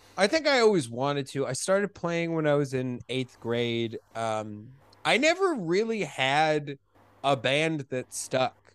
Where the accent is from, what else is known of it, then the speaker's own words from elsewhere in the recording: Colorado, United States; moved away as an adult; also born or lived in Rochester, New York / New York; my family when I was four years old, moved to Colorado and I grew up. I then spent four ages four to 18 in Colorado